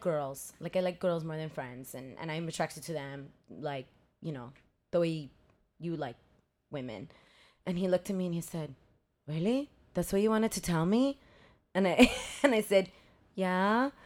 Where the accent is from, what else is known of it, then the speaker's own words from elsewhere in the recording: Los Angeles, California, United States; moved away as an adult; also born or lived in Mexico; now in San Francisco, United States; I grew up in Los Angeles. Okay. I came to this country when I was 4. I grew up in a really big Mexican family in Los Angeles